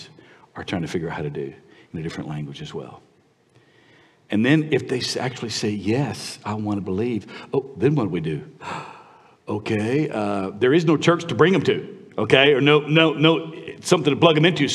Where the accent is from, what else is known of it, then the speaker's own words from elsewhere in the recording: United States; moved away as an adult; also born or lived in Vietnam; as an American